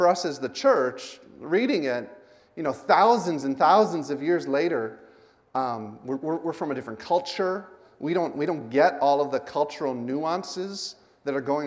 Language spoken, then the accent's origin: English; United States; moved away; I'm an American